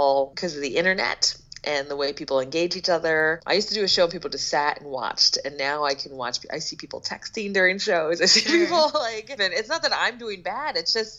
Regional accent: Philadelphia, Pennsylvania, United States; Yeah, it's my hometown. As well, and I do not recognize it.

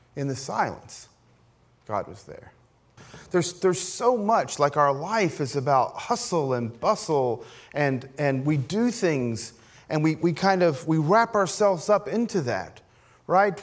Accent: Appalachia, United States; I grew up as an Appalachian Pentecostal

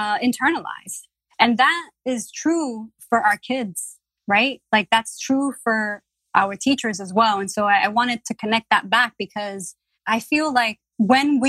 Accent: New York City, New York, United States; As a Latina growing up in the Bronx, growing up poor

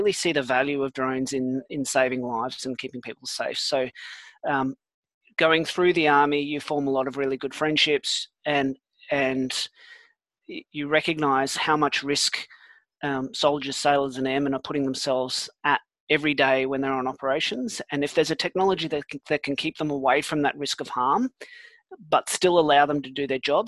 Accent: Australia; also born or lived in South Africa; I was born in South Africa as well. I moved to Australia when I was 10, and when I left school, I joined the army

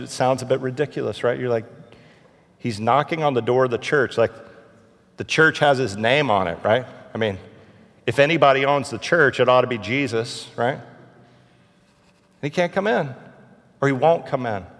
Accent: Houston, Texas, United States; I'm from Houston.

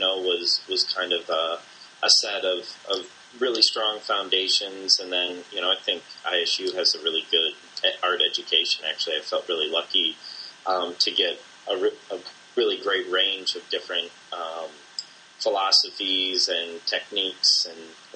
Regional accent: Bloomington, Illinois, United States; grew up in Bloomington, Illinois, where you and I went to school as well

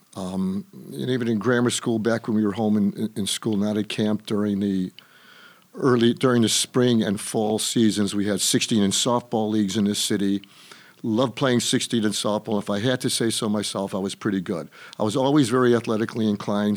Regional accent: Chicago, Illinois, United States; I was born on the West Side, and my formative years were on the South Side of Chicago

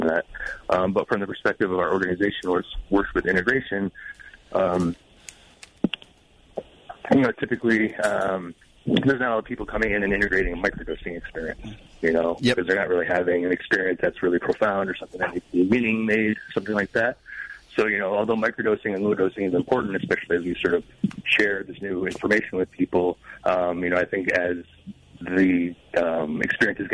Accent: Detroit, Michigan, United States; moved away; I'm originally from the Detroit area

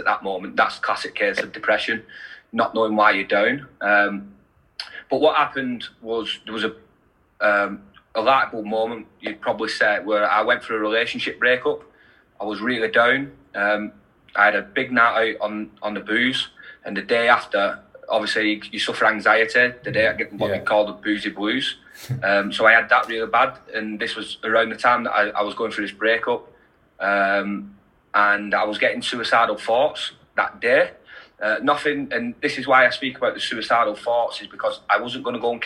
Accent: Wigan, North West England, United Kingdom; I'm from Wigan, and rugby league's massive in Wigan. So I've played it all my life since I was 4 years old.

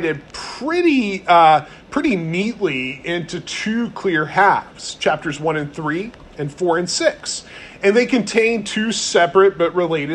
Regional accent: North Carolina, United States; I'm from North Carolina

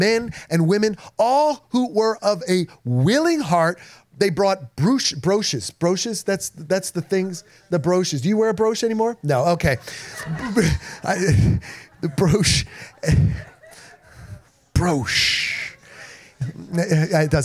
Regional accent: New Jersey, United States; I grew up in New Jersey

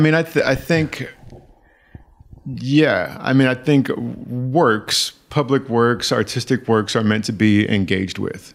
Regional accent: the Bay Area, California, United States; moved away; I had to get out of the Bay

